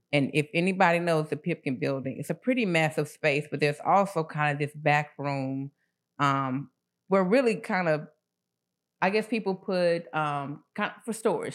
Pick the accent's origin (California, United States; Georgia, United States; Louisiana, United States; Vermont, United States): Georgia, United States; Atlanta; I grew up in the Swats